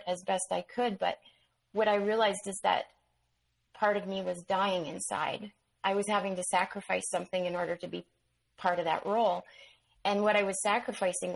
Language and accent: English; Manitoba, Canada; I ended up back on the prairies in Manitoba.